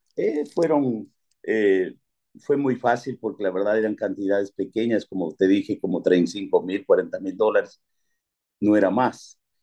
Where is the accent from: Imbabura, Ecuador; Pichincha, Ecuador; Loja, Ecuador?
Loja, Ecuador; Pindal; moved away; nací en Pindal y siempre pues este, estuve eh, estudiando fuera